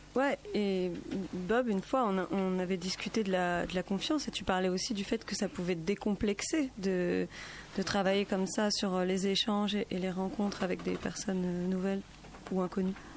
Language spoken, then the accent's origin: French; Paris, Île-de-France, France; moved away as an adult; now in Grenoble, France; je suis pas originaire de Grenoble, je suis originaire de Paris et accueillie dans cette ville depuis quelques années